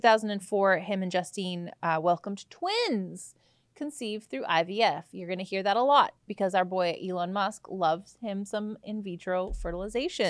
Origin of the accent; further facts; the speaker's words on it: Canada; I'm a Canadian